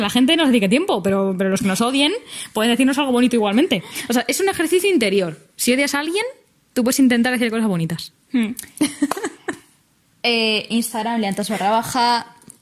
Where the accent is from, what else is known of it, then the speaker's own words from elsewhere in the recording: Spain; nuestra incapacidad como sociedad española